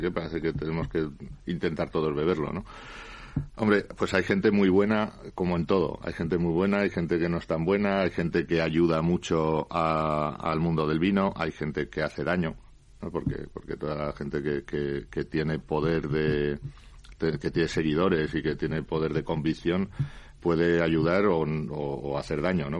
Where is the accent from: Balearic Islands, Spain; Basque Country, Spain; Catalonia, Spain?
Basque Country, Spain; Laguardia; en mi pueblo